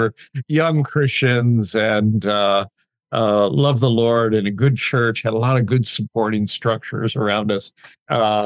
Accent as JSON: {"language": "English", "area": "outside of Chicago", "region": "Illinois", "country": "United States", "tie": "born or raised there", "moved": "yes", "said": "growing up outside of Chicago"}